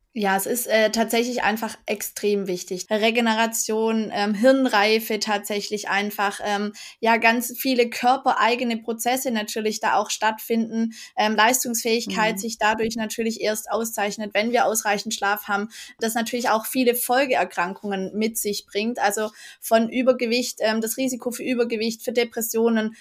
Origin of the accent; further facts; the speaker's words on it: Black Forest, Baden-Württemberg, Germany; ich komme aus dem Schwarzwald